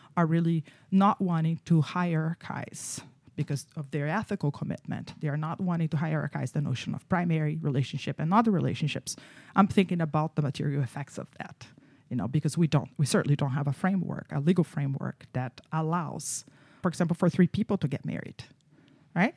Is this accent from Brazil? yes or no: yes; Brazil; moved away; I grew up in Brazil